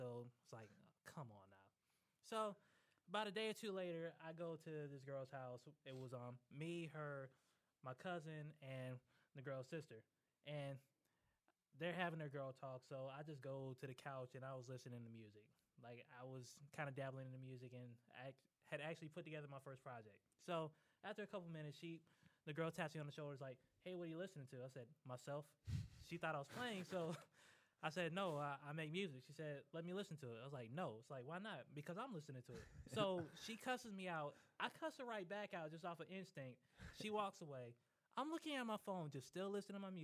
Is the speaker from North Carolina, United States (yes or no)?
yes; Fayetteville, North Carolina, United States; I was born and raised in Fayetteville, North Carolina.